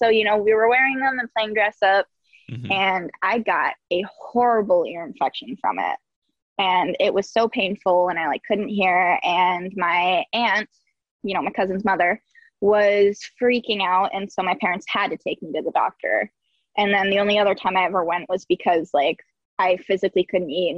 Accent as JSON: {"language": "English", "area": "Saratoga County", "region": "New York", "country": "United States", "tie": "born or raised there", "said": "I was right on the cusp of Saratoga County and Warren County, but it's this little trailer park"}